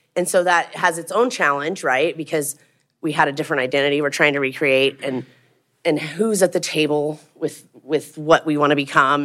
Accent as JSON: {"language": "English", "town": "Craig", "region": "Colorado", "country": "United States", "tie": "born or raised there", "also_born_or_lived": "Hayden, Colorado", "said": "growing up in Craig in the Yampa Valley"}